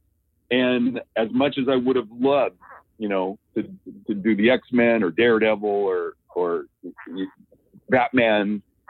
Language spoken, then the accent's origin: English; Roseburg, Oregon, United States; moved away as an adult; also born or lived in Eugene, Oregon / Europe; I was born in Roseburg, which is about an hour south of here.